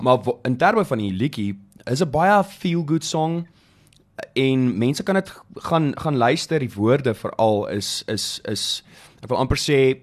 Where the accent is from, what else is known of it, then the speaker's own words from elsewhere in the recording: Bethlehem, Free State, South Africa; moved away; ek kom van Bethlehem af oorspronklik.